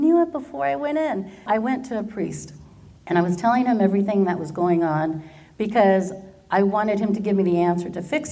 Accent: Garden Grove, California, United States; I did all of my schooling here in Garden Grove

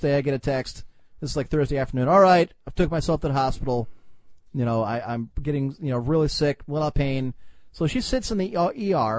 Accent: Ohio, United States; we're from Ohio. We're not from Kentucky

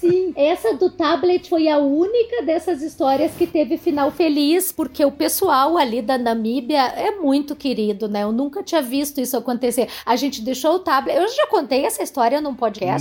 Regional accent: Jaguarão, Rio Grande do Sul, Brazil; Eu sou de Jaguarão, uhum. né? Aqui no, no, Rio Grande do Sul, na fronteira com o Uruguai

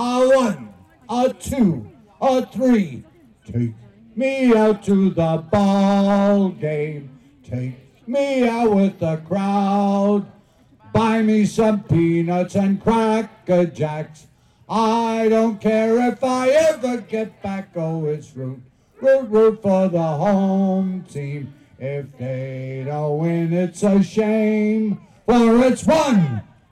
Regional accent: New York City, New York, United States; moved away; I grew up near Ebbets Field in Brooklyn

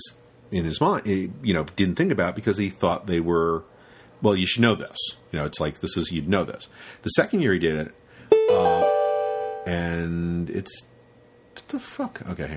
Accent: London, United Kingdom; This is when I grew up in Soho

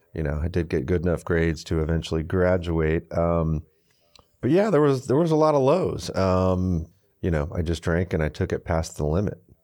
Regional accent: Houston, Texas, United States; also born or lived in Michigan; we moved from Michigan to Houston, uh, in between fourth and fifth grade

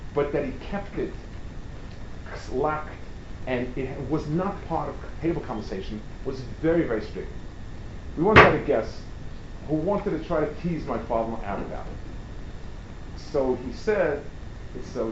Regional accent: New York City, New York, United States; I grew up on the Lower East Side

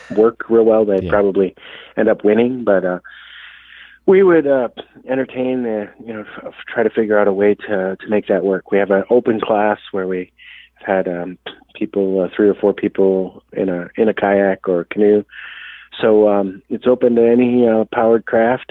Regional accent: Sioux Falls, South Dakota, United States; also born or lived in Minnesota; I'm originally from Sioux Falls, South Dakota. I had grew up in the south uh, eastern part of the state

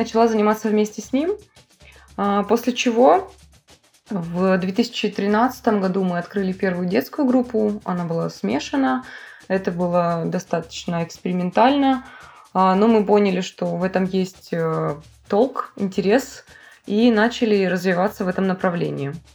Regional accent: Vladivostok, Primorsky Krai, Russia; я из Владивостока.

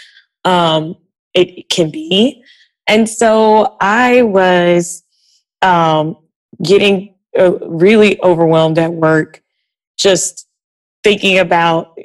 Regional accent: Georgia, United States; moved away as an adult; now in Washington, D.C., United States; I'm from Georgia, so I'm used to driving around and got rid of my car when I moved to DC

